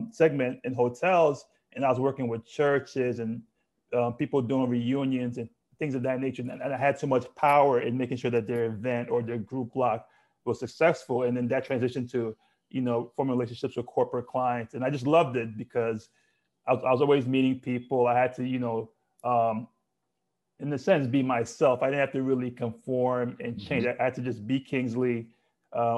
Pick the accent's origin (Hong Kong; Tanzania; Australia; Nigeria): Nigeria; Lagos; I was born and raised in Lagos, Nigeria.